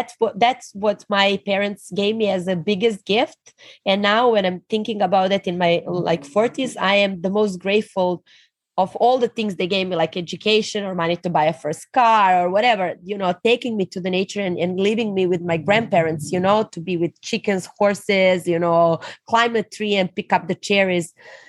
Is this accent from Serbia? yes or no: yes; Serbia; So I'm actually born in ex-Yugoslavia. And we unfortunately, you know, fall apart as a country like 20 years ago. But I grew up in a communist family.